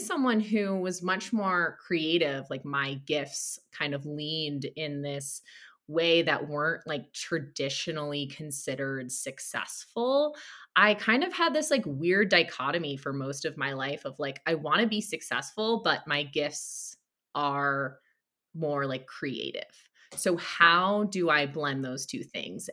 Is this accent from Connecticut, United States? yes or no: yes; Connecticut, United States; I grew up in Connecticut, an hour outside of Manhattan